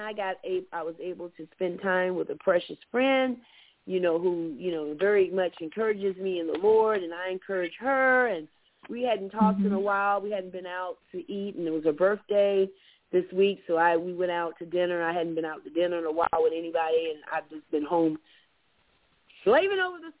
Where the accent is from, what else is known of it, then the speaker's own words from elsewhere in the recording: Florida, United States; now in Georgia, United States; I mean, I'm from Florida, of course, but being here in Georgia, it's been really weird.